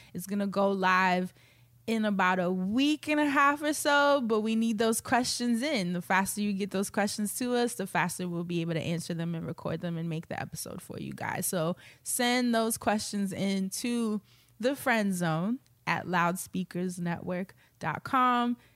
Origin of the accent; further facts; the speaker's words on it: New York, United States; We're both from New York